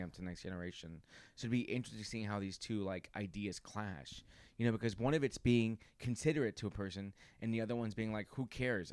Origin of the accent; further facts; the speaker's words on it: New York, United States; My family's from there, but I was raised here in New York.